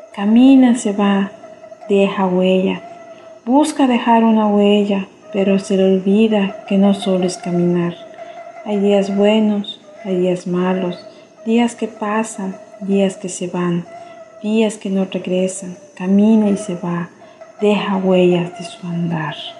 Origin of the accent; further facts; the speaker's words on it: Chapab, Yucatán, Mexico; Soy del municipio de Chepap, del estado de Yucatán